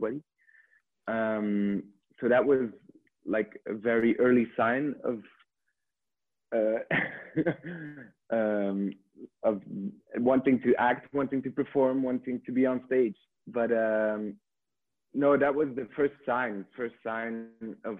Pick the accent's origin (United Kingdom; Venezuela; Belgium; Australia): Belgium; Ghent, Flanders; I'm from Belgium, Ghent. Yeah. Now I live in the countryside, not far from Ghent